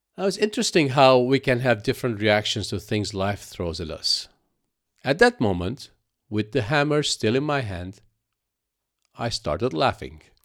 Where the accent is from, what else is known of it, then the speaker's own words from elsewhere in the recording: Lebanon; moved away as an adult; also born or lived in Cyprus; I was born in Lebanon and practically grew up with the civil war that ravaged that country.